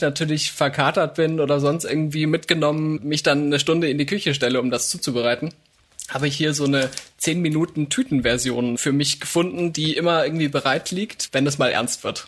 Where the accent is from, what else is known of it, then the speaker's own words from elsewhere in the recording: Upper Bavaria, Germany; moved away; Da, wo ich groß geworden bin, zumindest in den Teenagerjahren in Oberbayern